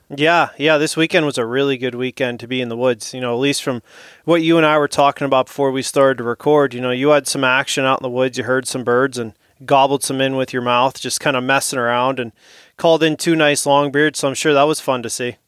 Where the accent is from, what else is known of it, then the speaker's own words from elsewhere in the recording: St. Marys, Pennsylvania, United States; I'm from Saint Mary's, Pennsylvania